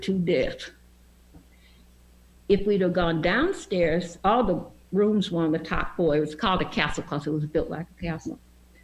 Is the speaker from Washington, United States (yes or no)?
no; Franklin, Tennessee, United States; I was born in Franklin, which is about 14 miles south of Nashville.